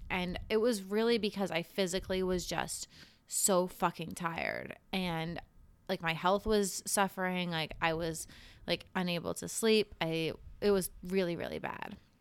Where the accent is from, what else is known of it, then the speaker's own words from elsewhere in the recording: Cape Cod, Massachusetts, United States; also born or lived in Boston; growing up on Cape Cod